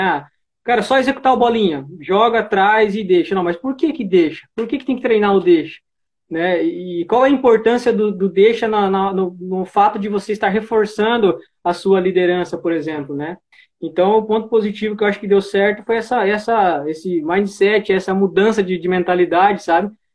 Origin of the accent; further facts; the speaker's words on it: Cajati, São Paulo, Brazil; sou do, aqui do interior de São Paulo, região do Vale do Ribeira, cidade de Cajati